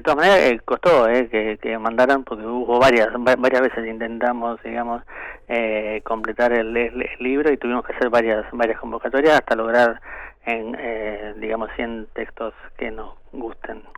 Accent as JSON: {"language": "Spanish", "country": "Argentina", "said": "Somos los compiladores argentinos"}